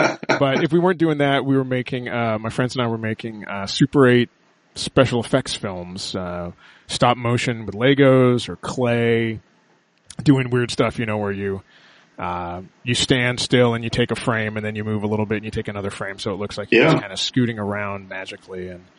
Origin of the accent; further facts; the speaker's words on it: Los Angeles, California, United States; Yeah, and actually, yeah, I was born in L.A., but I grew up in the Valley, so it's taken me a long time to, like, you know, get rid of my accent